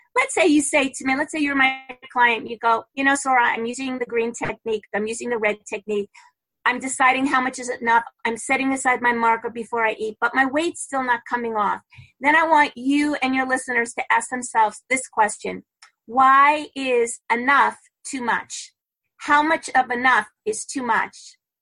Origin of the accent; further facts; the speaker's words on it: New York City, New York, United States; I'm originally from Brooklyn